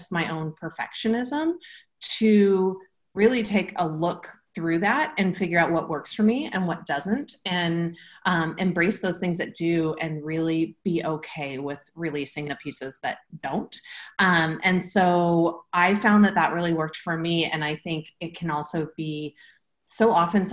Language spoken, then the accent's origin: English; Portland, Oregon, United States; I'm from Portland, Oregon.